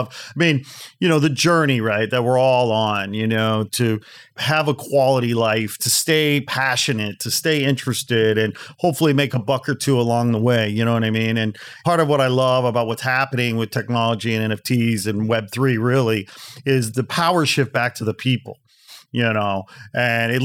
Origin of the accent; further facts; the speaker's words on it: Midwest, United States; moved away; I'm from the Midwest